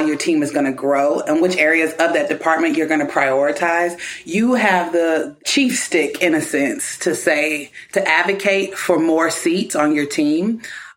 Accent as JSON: {"language": "English", "region": "Kentucky", "country": "United States", "tie": "born or raised there", "moved": "as an adult", "said": "moving back to my hometown of Kentucky"}